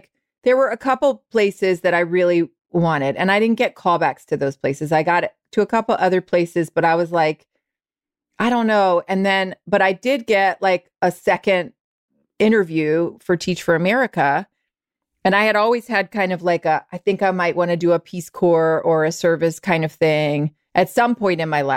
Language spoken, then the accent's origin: English; the South, United States; I'm from the South